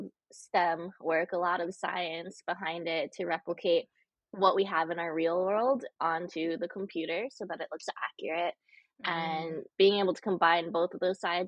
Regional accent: Connecticut, United States; moved away as an adult; also born or lived in Southern China; now in New York City, United States; I was adopted from Southern China when I was 6 months old. And then I was raised in a small city in Connecticut.

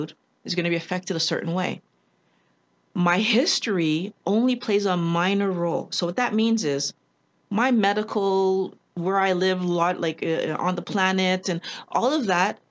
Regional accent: Quebec, Canada; Canadian, born and raised in Quebec with parents from Barbados and Trinidad

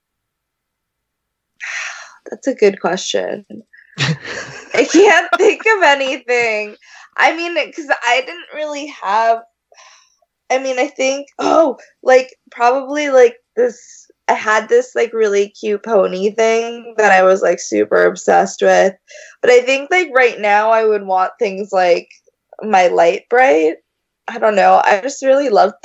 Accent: Tokyo, Japan; moved away; I grew up in Tokyo

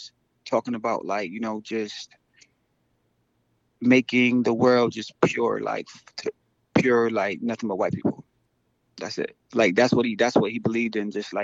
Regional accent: Syracuse, New York, United States; I'm from Syracuse, New York

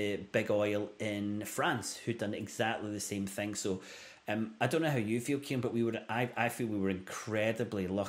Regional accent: Glasgow, Scotland, United Kingdom; my hometown of Glasgow

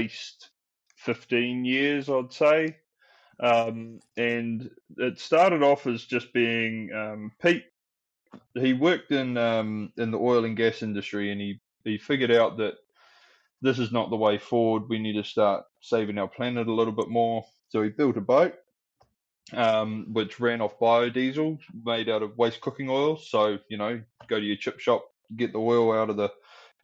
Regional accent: New Zealand; now in London, United Kingdom; I'm a Kiwi from New Zealand. I live in London now

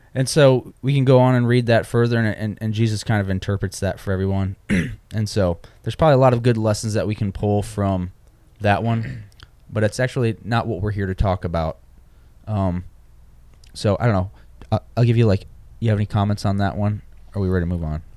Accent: Michigan, United States; moved away; I'm from Michigan

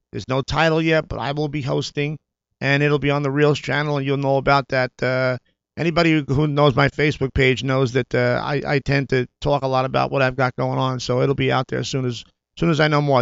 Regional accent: New York, United States; moved away as an adult; now in Los Angeles, United States; my growing up in New York

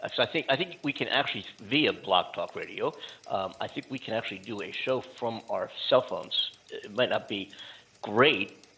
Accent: Philadelphia, Pennsylvania, United States; moved away as an adult; now in California, United States; I am from Philadelphia

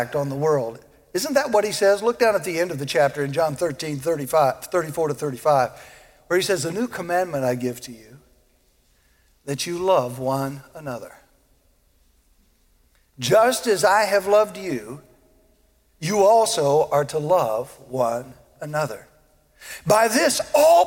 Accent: the South, United States; I was born in the South, and I was raised to treat people with respect

